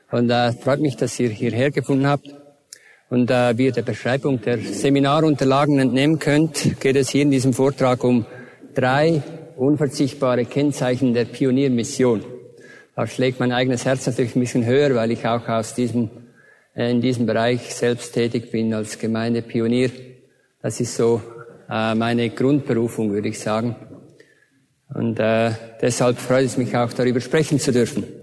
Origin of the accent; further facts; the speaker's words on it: Switzerland; accent: Swiss; Ich bin ein waschechter Schweizer, aber das hört ihr ja wahrscheinlich an meinem Akzent.